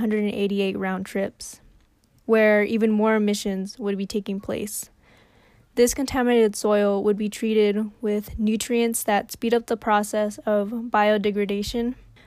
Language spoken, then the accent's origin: English; Santa Barbara County area, California, United States; born or raised there